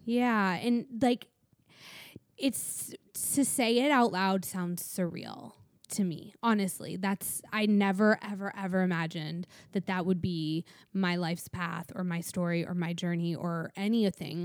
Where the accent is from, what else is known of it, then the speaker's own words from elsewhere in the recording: Michigan, United States; now in Los Angeles, United States; growing up in Michigan